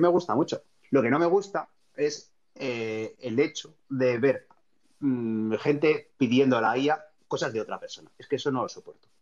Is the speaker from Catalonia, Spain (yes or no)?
no; Vitoria-Gasteiz, Basque Country, Spain; also born or lived in Barcelona; me volví a mi ciudad natal, que es Vitoria